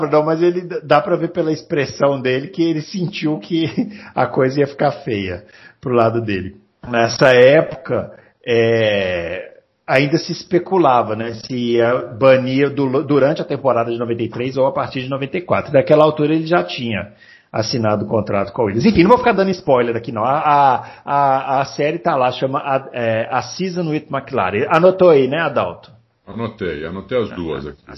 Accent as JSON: {"language": "Portuguese", "town": "Porto Alegre", "region": "Rio Grande do Sul", "country": "Brazil", "tie": "born there", "said": "eu sou nascido em Porto Alegre, mas só nascido, só, ah. somente nascido."}